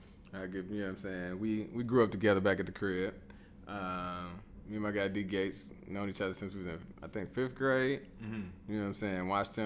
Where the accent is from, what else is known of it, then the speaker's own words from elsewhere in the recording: Chicago, Illinois, United States; I mean, it's East Side of Chicago, but ain't nobody saying I'm from the East Side.